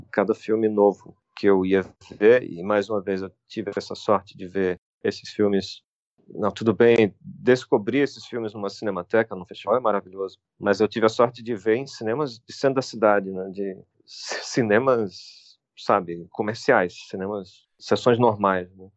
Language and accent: Portuguese; Brazil; nós somos brasileiros, somos artistas brasileiros